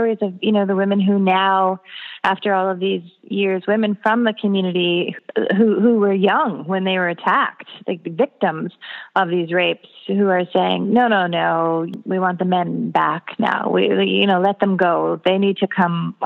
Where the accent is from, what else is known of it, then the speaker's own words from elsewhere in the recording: Canada; moved away; also born or lived in Winnipeg, Canada; my hometown was, a Mennonite community, but Winnipeg is where I spent most of my adult life